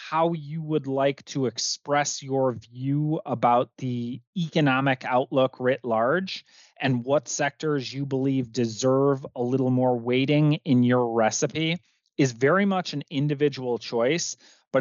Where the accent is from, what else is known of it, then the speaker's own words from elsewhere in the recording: Midwest, United States; I'm from the Midwest, so it's pop soda for the rest of the world